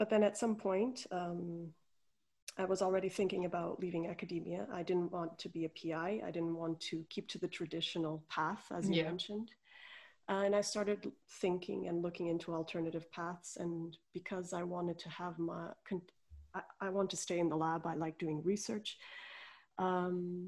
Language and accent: English; Portugal; moved away as an adult; also born or lived in Coimbra, Portugal; I'm Portuguese. I'm originally from Portugal, and I did all my studies there to start with.